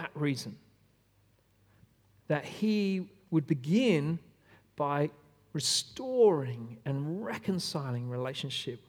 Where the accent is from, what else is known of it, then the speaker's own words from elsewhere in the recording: Australia; I am an Aussie through and through